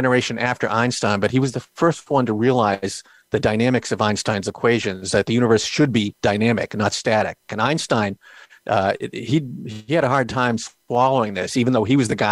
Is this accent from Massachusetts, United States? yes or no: yes; Boston, Massachusetts, United States; I'm from Boston